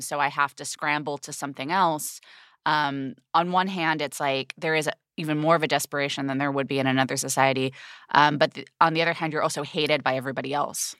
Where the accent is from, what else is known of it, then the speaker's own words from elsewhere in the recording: United Kingdom; being a British person, like, I have it, like, very deeply in my D N A, this class consciousness